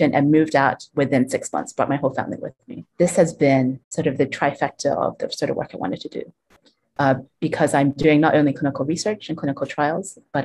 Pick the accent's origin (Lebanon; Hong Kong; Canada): Hong Kong; also born or lived in United States / Europe; now in Blantyre, Malawi; I grew up in Hong Kong, and also schooled in the States as well as in Europe